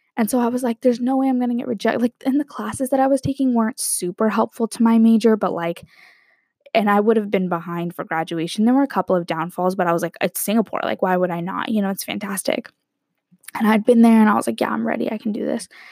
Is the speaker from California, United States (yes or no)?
yes; San Diego, California, United States; growing up in San Diego